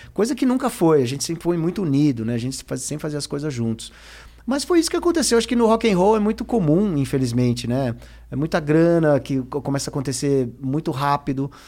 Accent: Brazil; passei na fronteira como brasileiro

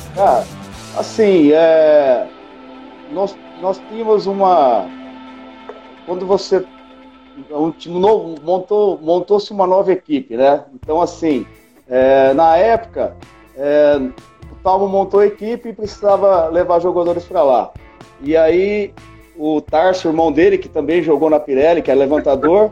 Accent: Americana, São Paulo, Brazil; now in Araçatuba, Brazil; eu sou de Americana, né? Eu sou aí de, da região de Campinas ali

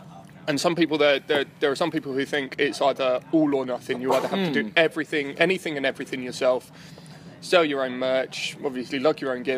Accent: West Sussex, South East England, United Kingdom; Because I'm originally from West Sussex, where there's, you know, a small rock scene of the kind of youth centre and battle of the bands type thing.

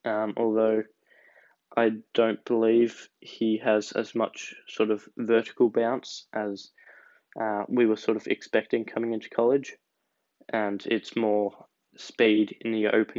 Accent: Australia; as an Australian

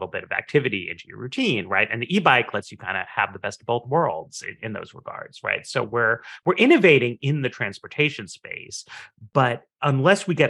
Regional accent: New York City, New York, United States; moved away; I grew up in Manhattan

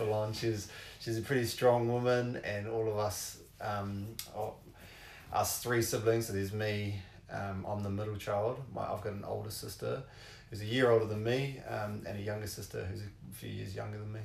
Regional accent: Kawerau, Bay of Plenty, New Zealand; I grew up in, I was born in Kawerau.

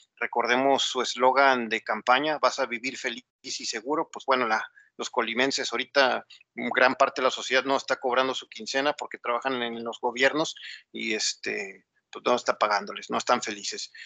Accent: Mexico; como sociedad mexicana

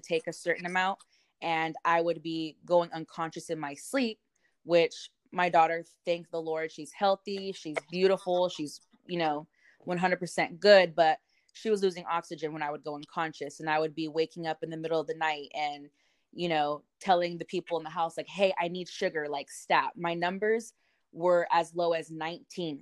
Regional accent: Modesto, California, United States; also born or lived in Salida, California; I am from Modesto, California, or Salida. They're pretty much right next to each other

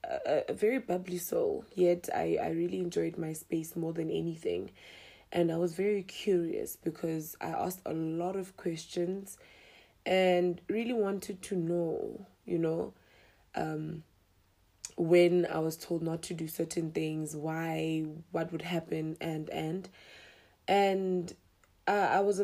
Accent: Mahikeng, North West, South Africa; I'm a 25-year-old young girl, or rather young lady, who was born and bred in Mahikeng.

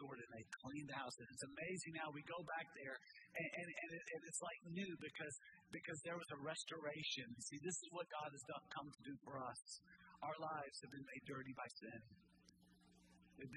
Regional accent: Nashville, Tennessee, United States; I grew up in West Nashville in a little community called Bellevue.

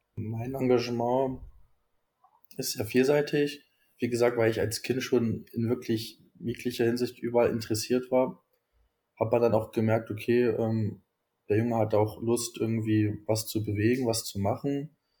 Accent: Scherndorf, Saxony-Anhalt, Germany; moved away as an adult; now in Weimar, Germany; Also ich bin eigentlich immer, also schon mein ganzes Leben, in Scherndorf aufgewachsen. Das ist ein kleiner Ort neben Bitterfeld, heutigen Bitterfeld-Wolfen.

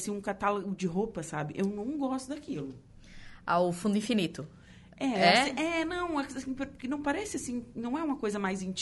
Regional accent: Torres, Rio Grande do Sul, Brazil; Você já fez ensaio em Torres, na minha terra?

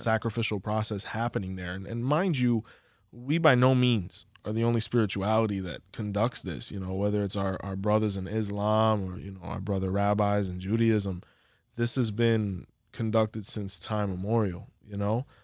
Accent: Hialeah, Florida, United States; we're from Hialeah

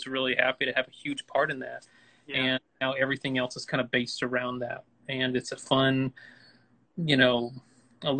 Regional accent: Newnan, Georgia, United States; also born or lived in Atlanta; I'm raised in Georgia and everything like that. I'm from Noonan and everything, but I feel like Atlanta kind of adopted me

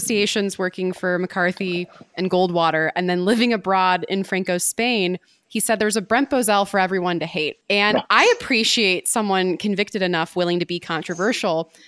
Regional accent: Midwest, United States; being a Midwesterner myself

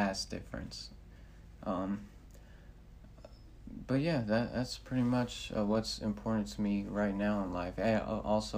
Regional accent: Decatur, Georgia, United States; moved away as an adult; also born or lived in Manhattan, New York; my hometown Decatur

